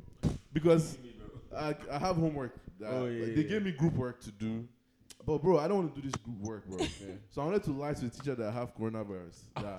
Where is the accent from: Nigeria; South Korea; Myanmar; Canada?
Nigeria; Being a Nigerian, an Arsenal fan